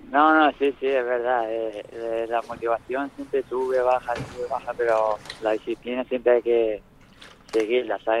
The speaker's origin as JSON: {"language": "Spanish", "town": "Nerja", "region": "Andalusia", "country": "Spain", "tie": "born or raised there", "said": "Nerja, mi pueblo"}